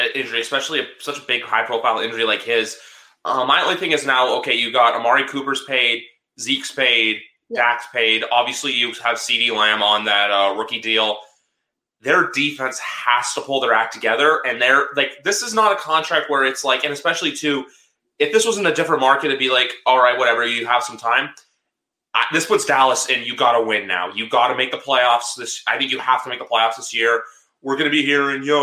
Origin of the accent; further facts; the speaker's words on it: Canada; I'm Canadian